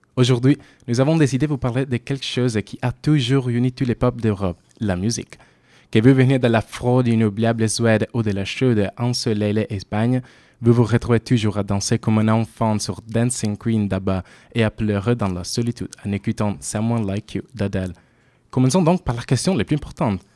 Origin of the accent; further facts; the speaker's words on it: Italy; accent: Italian; French is a second language; moved away as an adult; now in Bordeaux, France; comme vous l'avez peut être deviné à mon accent, je suis italienne.